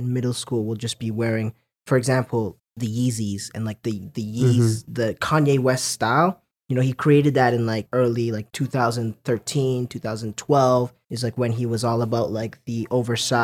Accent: Lethbridge, Alberta, Canada; now in Calgary, Canada; I was born in Lethbridge, Alberta.

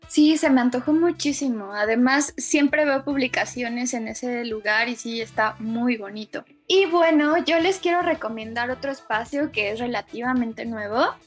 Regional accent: Mexico; inspiró a muchísimas chavitas y chavitos mexicanos que lo vimos en los 90

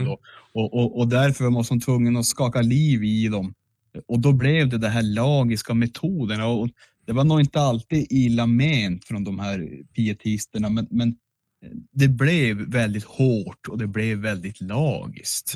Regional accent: Piteå, Norrbotten County, Sweden; Jag är från Hortlaxkretsen

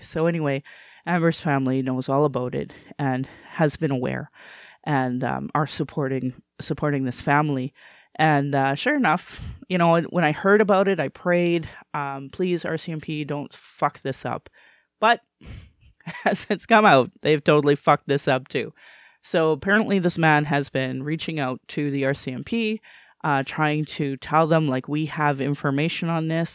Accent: Alberta, Canada; also born or lived in Calgary; I was born and raised in Alberta

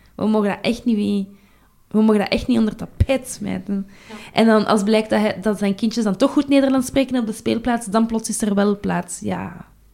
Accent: Brussels, Brussels-Capital Region, Belgium; ik kom van Brussel, hè, dus mijn, mijn kader is Brussel

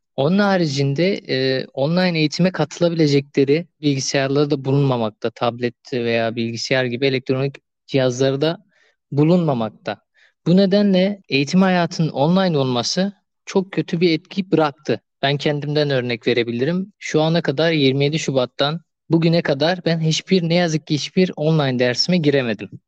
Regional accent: Adıyaman, Turkey; moved away as an adult; now in Adana, Turkey; memleketim olan Adıyaman'a geçtim

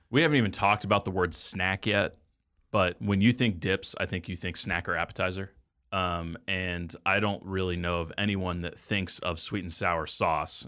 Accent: Texas, United States; now in Kansas City, United States; I grew up in Texas.

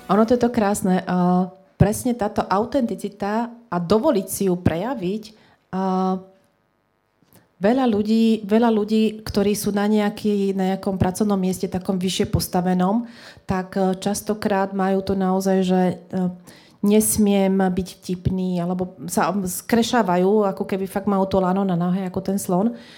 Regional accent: Trenčín, Trenčín Region, Slovakia; my sme z Trenčina

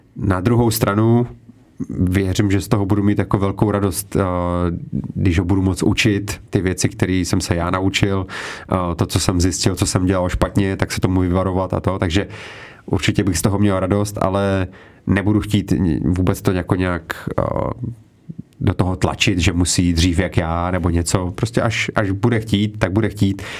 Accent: Czechia; tady u nás v Čechách

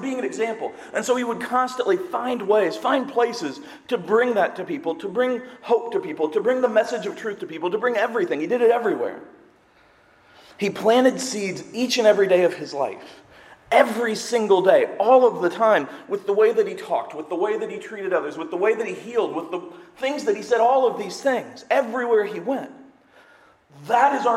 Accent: Seymour, United States; I'm from Seymour. We used to have farm day for the high school

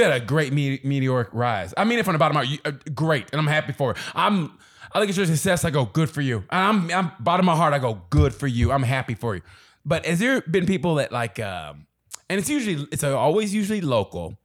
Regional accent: Oklahoma, United States; moved away as an adult; also born or lived in Kansas City / Chicago / Dallas / Los Angeles; I grew up in Oklahoma

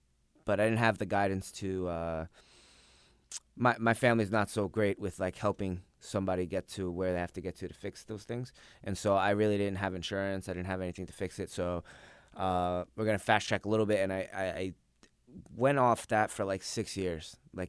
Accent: Pennsylvania, United States; now in New York, United States; I was born in New York but raised in Pennsylvania.

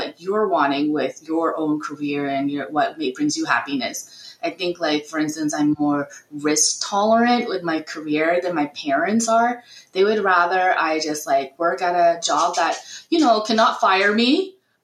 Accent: United States; I'm Vietnamese American

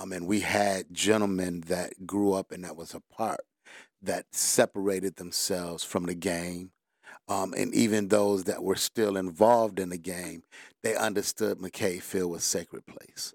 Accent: Detroit, Michigan, United States; Born and raised in Detroit

